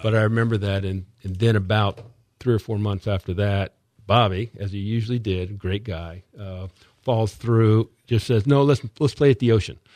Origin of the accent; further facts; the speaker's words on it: Miami, Florida, United States; moved away as an adult; now in Palm Coast, United States; we grew up in Miami